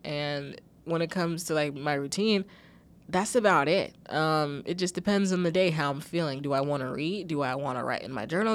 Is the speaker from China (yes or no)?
no; United States; I'm American